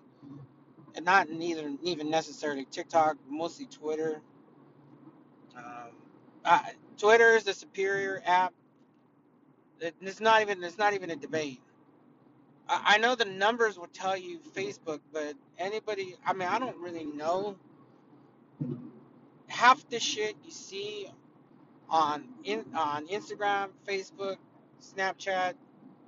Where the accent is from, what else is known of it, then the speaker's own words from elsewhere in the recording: California, United States; I'm from California.